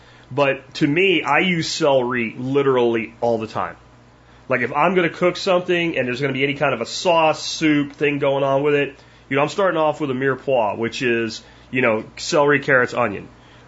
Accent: Pennsylvania, United States; now in Texas, United States; when I grew up in Pennsylvania, it was like you literally had to lock your car in the summertime

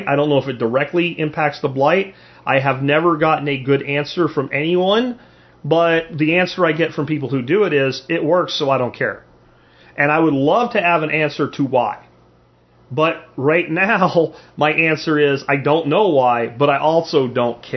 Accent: Pennsylvania, United States; moved away; also born or lived in the South (US); when I grew up in Pennsylvania

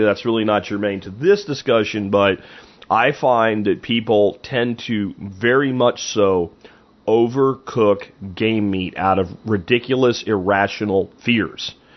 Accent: Pennsylvania, United States; moved away; when I grew up in Pennsylvania

